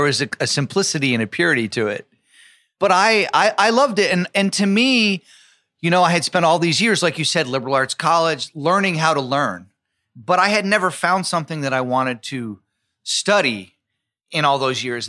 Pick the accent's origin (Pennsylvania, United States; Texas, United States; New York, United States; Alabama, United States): New York, United States; New York City; also born or lived in Providence; as a kid, even growing up in New York